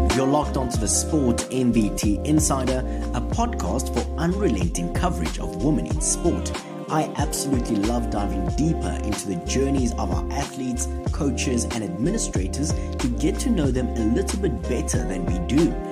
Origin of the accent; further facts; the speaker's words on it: South Africa; we as South African hockey fans